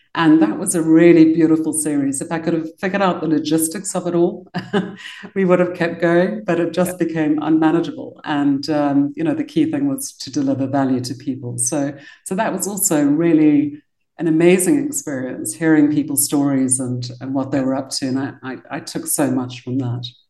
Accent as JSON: {"language": "English", "town": "Cape Town", "region": "Western Cape", "country": "South Africa", "tie": "born or raised there", "also_born_or_lived": "London, United Kingdom", "moved": "as an adult", "said": "I got to be born in Cape Town. And I grew up in South Africa"}